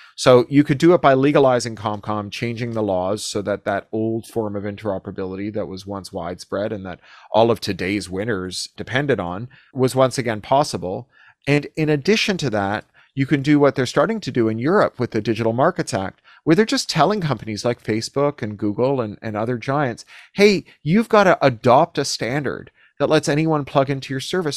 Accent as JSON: {"language": "English", "town": "Toronto", "region": "Ontario", "country": "Canada", "tie": "born or raised there", "moved": "as an adult", "lives_now": "United States", "said": "my hometown in Toronto"}